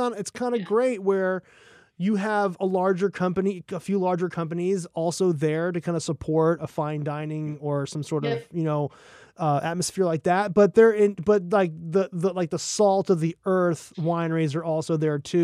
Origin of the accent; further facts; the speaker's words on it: Montgomery County, Maryland, United States; also born or lived in Syracuse, New York / the Southern United States; I'm from Montgomery County. Like I was born in Syracuse, New York, and raised in the South, but spent like 13 years of my life in Maryland